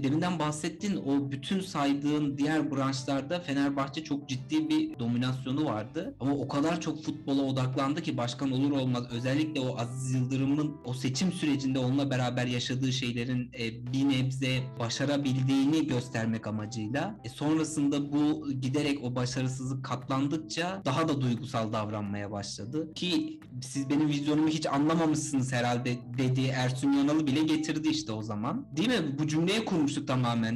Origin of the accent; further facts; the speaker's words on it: Sinop, Turkey; bir Sinoplu olarak